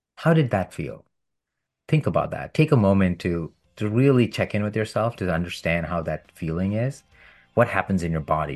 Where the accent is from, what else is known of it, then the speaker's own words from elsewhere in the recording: India; When I was a child growing up in India